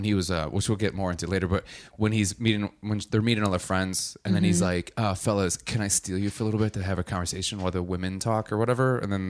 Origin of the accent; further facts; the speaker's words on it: Madison, Wisconsin, United States; born there; You're from Madison. My family's from Madison. I was born in Madison.